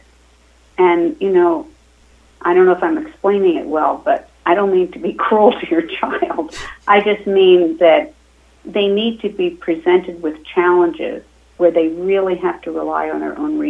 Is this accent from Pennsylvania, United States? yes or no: yes; Pennsylvania, United States; now in New York, United States; I grew up in a small town in Pennsylvania